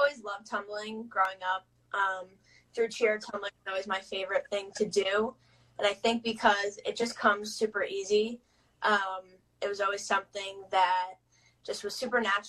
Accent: the Jersey Shore, New Jersey, United States; I'm from New Jersey, the Jersey Shore. And I live over here. I grew up over here with my parents

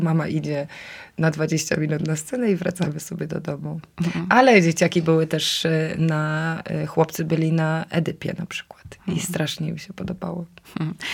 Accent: Silesian Voivodeship, Poland; moved away; also born or lived in Kraków; wróciłam, bo ja jestem ze Śląska na stare śmieci.

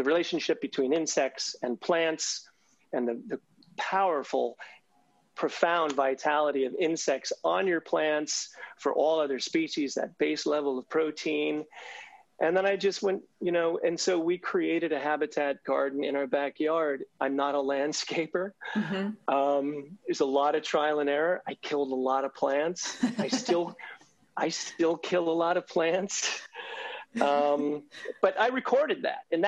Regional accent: New Jersey, United States; moved away; as a kid, I grew up in New Jersey

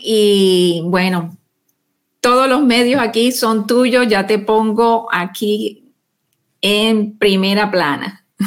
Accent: Barranquilla, Atlántico, Colombia; moved away; es mi tierra también natal

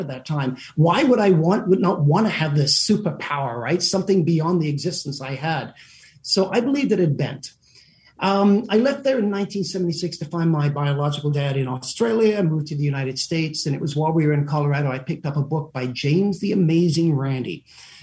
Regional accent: South Africa; moved away; also born or lived in England; We immigrated to South Africa.

